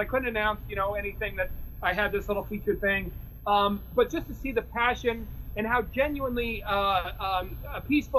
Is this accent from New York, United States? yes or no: yes; New York, United States; I grew up in Austin, New York, which is about 40 minutes north of New York City